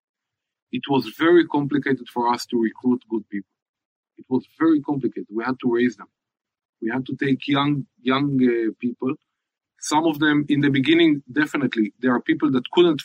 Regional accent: Haifa, Haifa District, Israel; I'm from Haifa

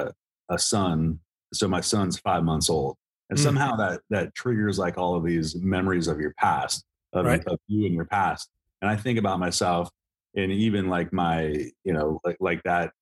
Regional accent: Montana, United States; I grew up in Montana

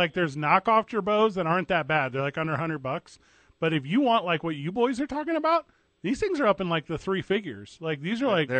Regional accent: St. Louis, Missouri, United States; moved away; You boys know I grew up in St. Louis, Missouri, which is by no means an easy city.

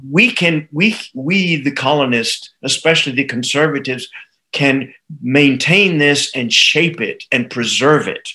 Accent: United States; I grew up in the United States

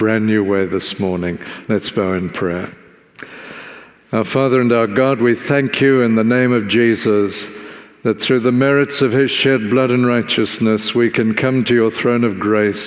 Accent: Zimbabwe; now in South Africa; where I grew up in Zimbabwe

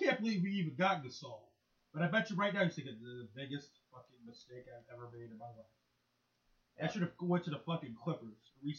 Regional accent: Illinois, United States; And I'm from Illinois.

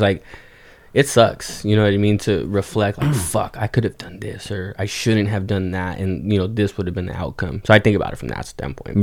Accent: Oxnard, California, United States; also born or lived in Ventura, California; born and raised in Oxnard, Ventura County, um, lived here all my life

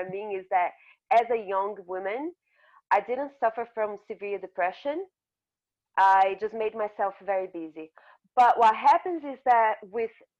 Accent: Brazil; also born or lived in north of Brazil / south of Brazil; I grew up in Brazil, in a part of Brazil where I looked different. I was born in the north of Brazil and everyone looks like me

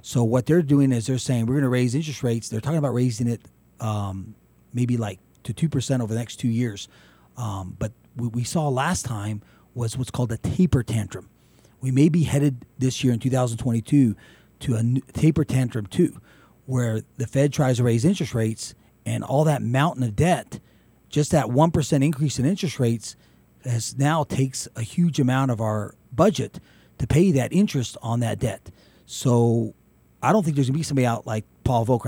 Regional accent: Carlsbad, New Mexico, United States; my hometown Carlsbad

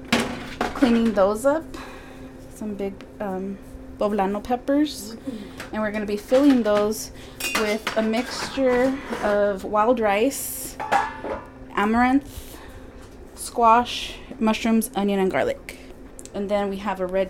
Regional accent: Arizona, United States; I was born here in Arizona

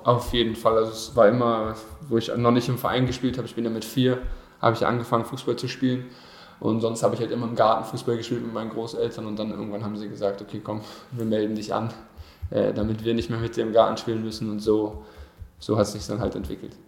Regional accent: Berlin, Germany; moved away as an adult; also born or lived in Brandenburg; now in Bielefeld, Germany; ab der 6. Klasse bin ich dann auf die Sportschule gegangen und war dann sozusagen jeden Tag in Berlin. Also mehr in Berlin als in Brandenburg

